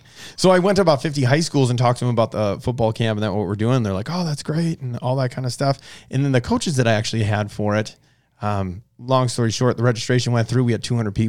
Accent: Bismarck, North Dakota, United States; moved away as an adult; now in Phoenix, United States; that's where I grew up, Bismarck, North Dakota.

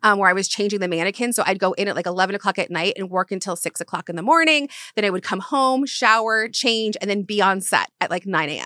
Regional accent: Florida, United States; moved away as an adult; also born or lived in Charleston, South Carolina; now in Los Angeles, United States; I was raised in Florida

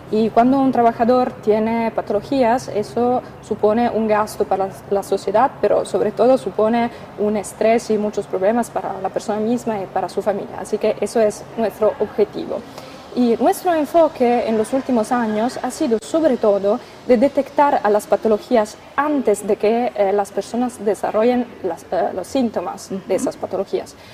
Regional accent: Italy; vengo de Italia

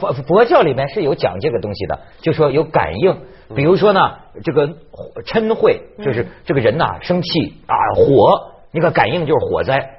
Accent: North China, China; 我就想啊，你看我也北方人，北从小北方长大，我活了四十年了

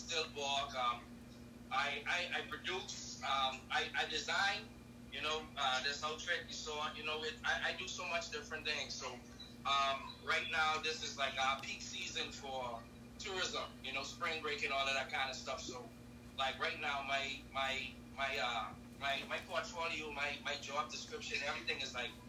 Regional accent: Bahamas; I'm from the Caribbean

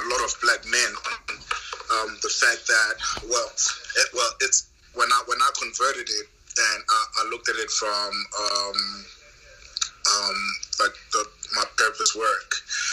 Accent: South Africa; I'm South African, so my parents grew up and they married in the apartheid regime

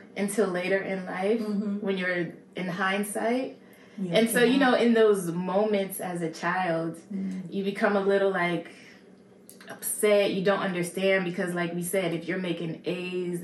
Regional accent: Manalapan, New Jersey, United States; I grew up in what they call Manalapan, New Jersey

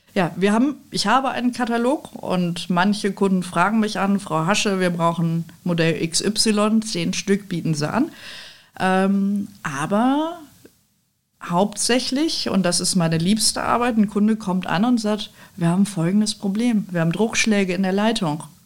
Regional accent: Düsseldorf, North Rhine-Westphalia, Germany; also born or lived in Cologne / Nijmegen, Netherlands; ich bin Düsseldorferin

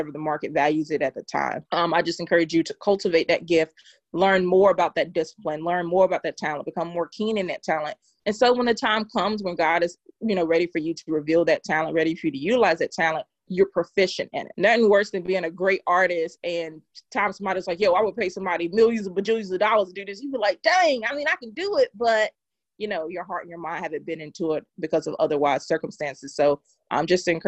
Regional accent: Durham, North Carolina, United States; I am from Durham, North Carolina, Bull City.

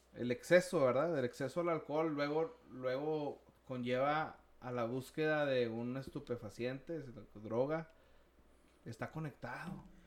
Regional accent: Mexico; como latinos, como hispanos, mexicanos

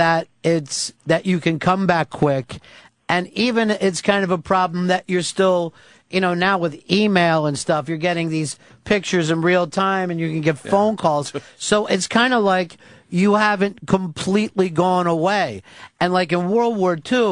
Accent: New York, United States; I'm from New York

